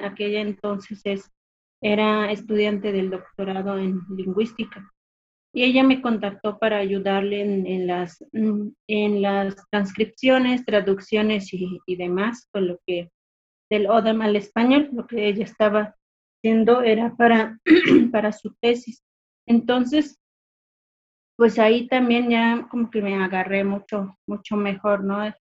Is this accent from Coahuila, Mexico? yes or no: no; Mezquital, Durango, Mexico; soy del municipio del Mezquital, está ubicado al sur del estado de Durango. Soy hablante de la lengua Odam